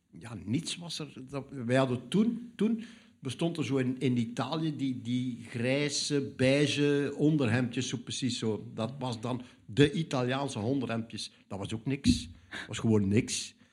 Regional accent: Zeelandic Flanders, Netherlands; in Vlaanderen, of in Nederland, ik in mijn geval dan. Hè. Zeeuws Vlaanderen

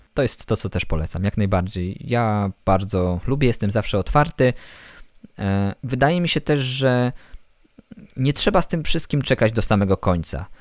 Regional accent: Bolesławiec, Lower Silesian Voivodeship, Poland; Ja jestem z Bolesławca na Dolnym Śląsku

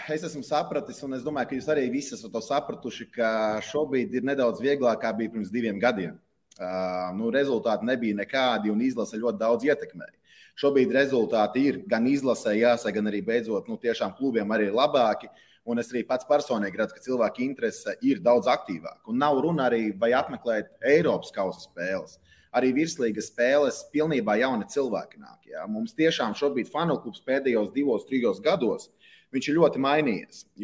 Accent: Riga, Latvia; Es īstenībā esmu dzimis Rīgā un Pārdagovā. Tā kā saknes man ir Pārdagova, īstenībā tur ļoti tuvu arī Arkādijas stadionam

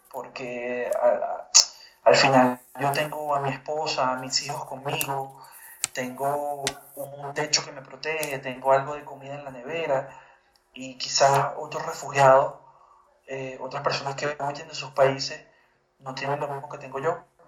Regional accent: Venezuela; yo soy venezolano, yo me crié en Venezuela

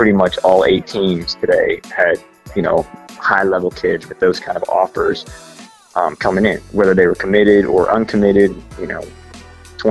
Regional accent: Pittsburgh, Pennsylvania, United States; moved away as an adult; now in Birmingham, United States; I'm from Pittsburgh, went to Penn State, coached the Naval Academy and UAB recently.

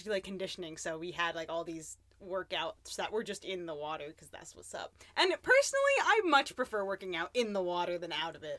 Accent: Florida, United States; So yeah, I grew up in Florida, so it's just hot. There's water everywhere. I lived really close to the beach as well

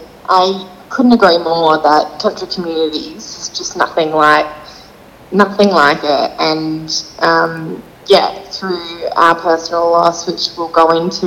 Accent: Mukinbudin, central wheatbelt of Western Australia, Australia; also born or lived in Sydney; now in Perth, Australia; I was born in Sydney, Yeah, so I grew up on a farm in Muckenbooden in the central wheat belt of Western Australia.

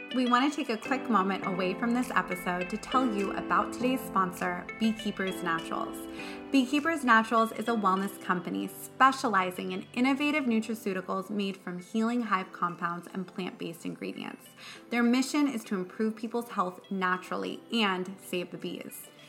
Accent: Malibu, California, United States; I'm from Malibu

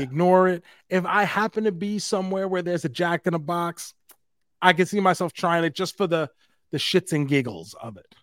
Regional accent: New York City, New York, United States; we're from New York City

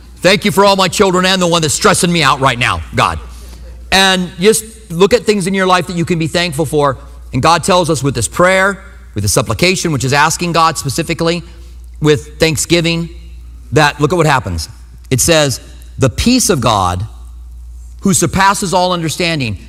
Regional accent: New Mexico, United States; And I was from New Mexico

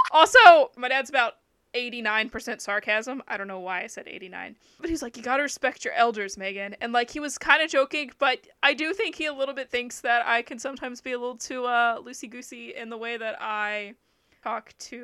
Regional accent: the South, United States; moved away as an adult; now in Japan; growing up in the South, we're told a lot to respect our elders

